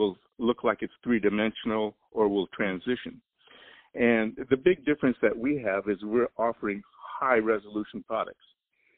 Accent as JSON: {"language": "English", "region": "Oregon", "country": "United States", "moved": "yes", "said": "I'm from Oregon, I knew what the weather was like, so I wasn't going to move back up there"}